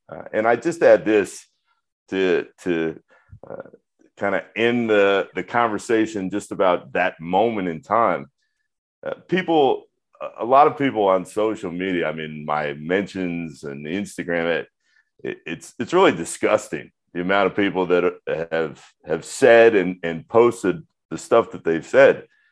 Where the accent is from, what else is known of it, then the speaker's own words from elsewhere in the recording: Orlando, Florida, United States; growing up in Orlando